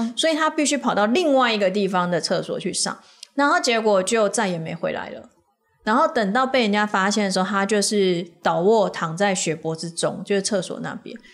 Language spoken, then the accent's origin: Chinese; Taiwan; 我们台湾人